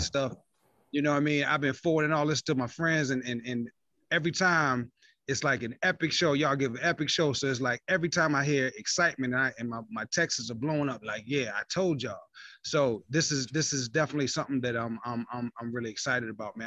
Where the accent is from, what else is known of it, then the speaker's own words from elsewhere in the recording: Virginia, United States; also born or lived in East Point, Atlanta, Georgia; now in Atlanta, United States; I'm from Virginia, man, but I live in Atlanta, though